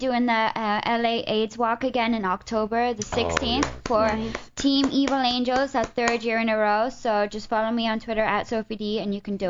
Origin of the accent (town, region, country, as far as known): Wales, United Kingdom